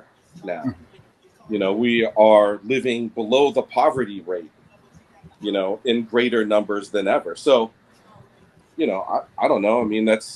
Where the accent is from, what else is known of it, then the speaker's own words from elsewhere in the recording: Hawaii, United States; I'm a Native American, but I am Native Hawaiian